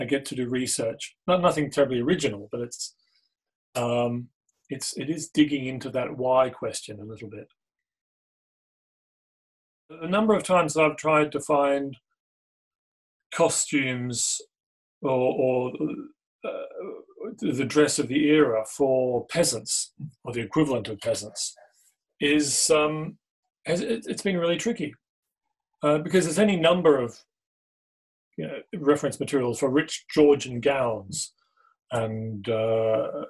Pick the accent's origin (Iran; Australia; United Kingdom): Australia; Growing up in Australia